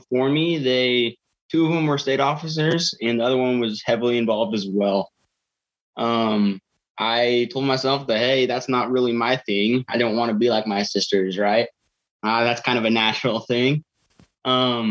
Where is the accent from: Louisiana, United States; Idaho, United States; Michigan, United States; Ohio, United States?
Idaho, United States; Murtaugh; I was raised in Murtaugh. I've lived in the same house my whole life